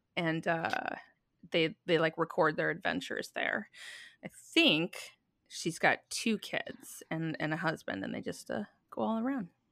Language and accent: English; Minnesota, United States; I grew up in Minnesota, we were always, like, little house on the prairie